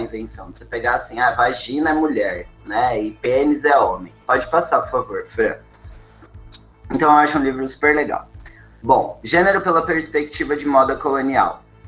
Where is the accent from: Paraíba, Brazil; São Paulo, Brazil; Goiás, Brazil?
São Paulo, Brazil; now in Florianópolis, Brazil; Eu sou de São Paulo